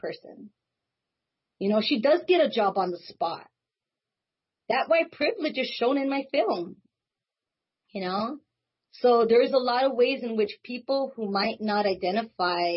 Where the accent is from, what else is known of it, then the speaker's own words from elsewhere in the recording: Los Angeles, California, United States; I grew up there my whole life. I was there for the first 20-something years of my life